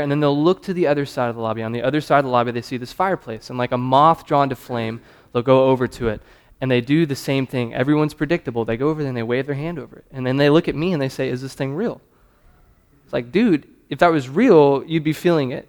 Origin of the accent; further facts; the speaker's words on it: South Carolina, United States; accent: Southern; moved away as an adult; also born or lived in New Hampshire; now in Louisville, United States; I'm from South Carolina. I'm Southern